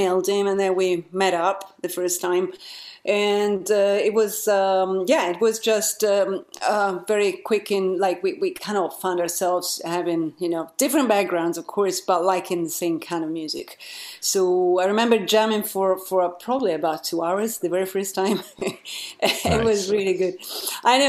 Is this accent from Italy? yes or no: yes; Italy; moved away as an adult; now in London, United Kingdom; I moved from Italy, originally I'm from